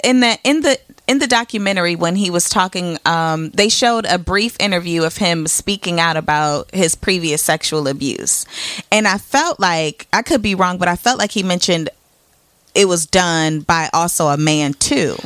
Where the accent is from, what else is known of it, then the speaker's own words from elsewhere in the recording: Indiana, United States; I'm from Indiana, so I grew up two hours away from Chicago